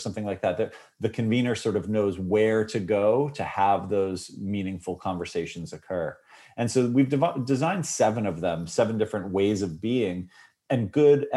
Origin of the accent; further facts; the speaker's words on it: New York, United States; I was raised in New York